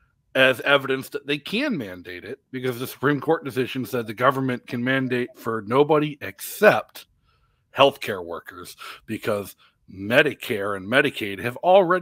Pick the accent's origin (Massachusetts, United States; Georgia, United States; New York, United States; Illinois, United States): Massachusetts, United States; also born or lived in Rhode Island; now in New Hampshire, United States; I grew up in Massachusetts. I live in New Hampshire